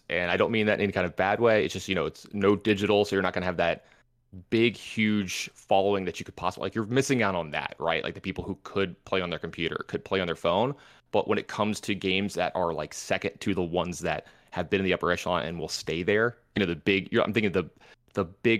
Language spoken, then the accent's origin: English; the South, United States; something in general, y'all, you know, because I'm from the South.